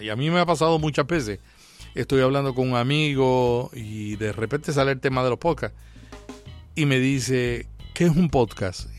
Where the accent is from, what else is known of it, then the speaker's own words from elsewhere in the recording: Puerto Rico; En mi país, yo soy de Puerto Rico